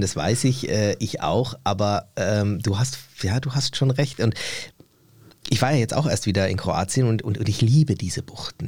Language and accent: German; Germany; also born or lived in Turkey (ancestry, summer holidays); ich hier zu Hause bin in Deutschland. Ich bin hier geboren, ich lebe hier ja.